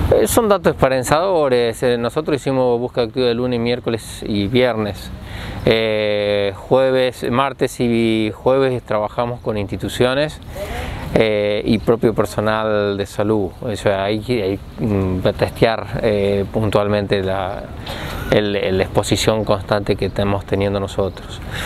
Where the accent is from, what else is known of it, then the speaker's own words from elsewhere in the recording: Argentina; somos argentinos